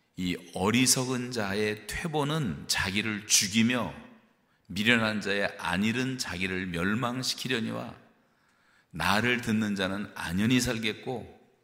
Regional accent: South Korea; now in Canada; 우리 한국 사람들이

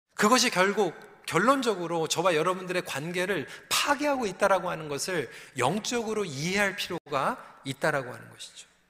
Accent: Seoul, South Korea; moved away; 전 서울에서 자랐는데도

